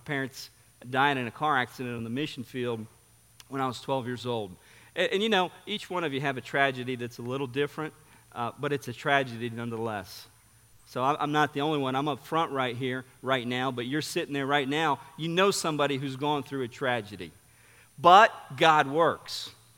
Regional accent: São Paulo, Brazil; I grew up in Sao Paulo, Brazil. I mean, it was a great privilege and honor to grow up in a missionary family.

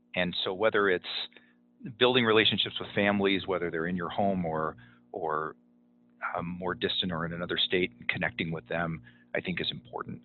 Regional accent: Southern California, United States; moved away as an adult; now in Salt Lake City area, United States; I'm originally from Southern California

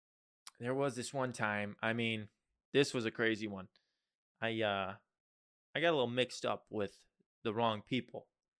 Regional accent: Nashville, Tennessee, United States; I'm from Nashville, Tennessee.

